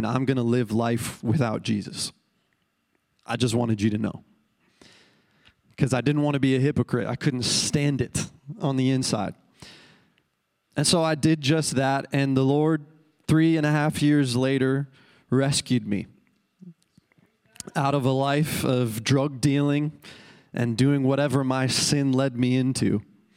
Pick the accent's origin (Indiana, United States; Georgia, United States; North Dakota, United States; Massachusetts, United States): North Dakota, United States; Minot; I'm from Central North Dakota, Minot, North Dakota.